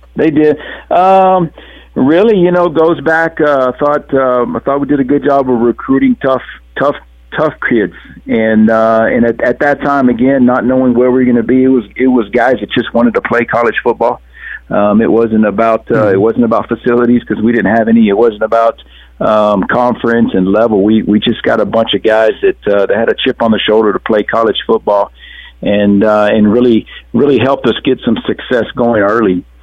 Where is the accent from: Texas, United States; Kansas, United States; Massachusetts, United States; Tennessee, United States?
Texas, United States; South; also born or lived in Alabama; growing up around South Texas